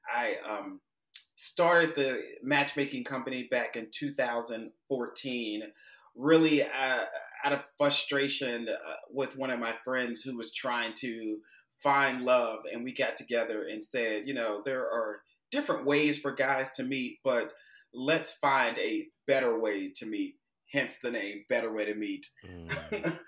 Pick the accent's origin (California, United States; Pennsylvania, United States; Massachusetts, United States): Pennsylvania, United States; Pittsburgh; moved away as an adult; I'm originally from Pittsburgh, Pennsylvania, the, the, steel city of the Steelers